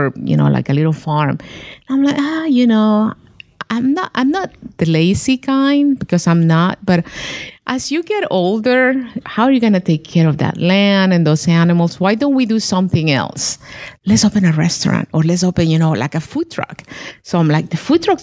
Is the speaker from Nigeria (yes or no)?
no; Honduras; moved away as an adult; now in Virginia, United States; I'm from Honduras